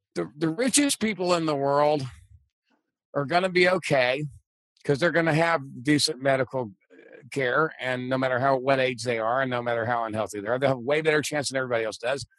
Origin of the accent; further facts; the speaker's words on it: Texas, United States; now in New York, United States; long before I moved to New York, because I grew up in Texas before we had any baseball